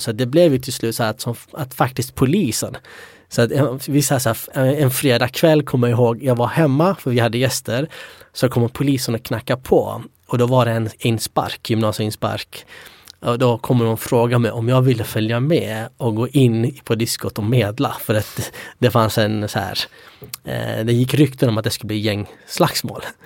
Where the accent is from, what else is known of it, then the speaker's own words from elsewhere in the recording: Sweden; also born or lived in Iraqi Kurdistan; vi var ju utspridda i Sverige